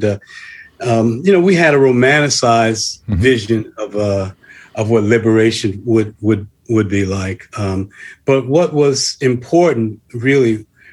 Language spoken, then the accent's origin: English; Newark, New Jersey, United States; also born or lived in East Orange, New Jersey; I grew up in Newark and East Orange